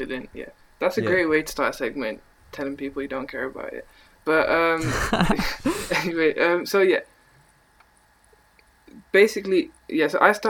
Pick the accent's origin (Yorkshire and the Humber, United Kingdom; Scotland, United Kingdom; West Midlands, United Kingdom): West Midlands, United Kingdom; Birmingham; accent: Brummy; I'm from Birmingham, but I'm sorry, the Brummy accent's not